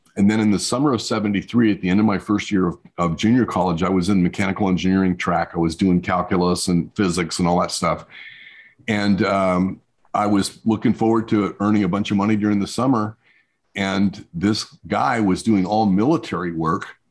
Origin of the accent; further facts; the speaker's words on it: New Mexico, United States; I grew up in New Mexico in the desert.